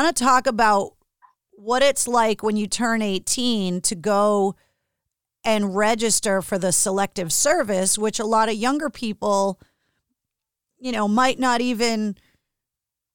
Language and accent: English; Northeast, United States; growing up in the Northeast, it's impossible to grow up and not love sports because we're so rabid about it up here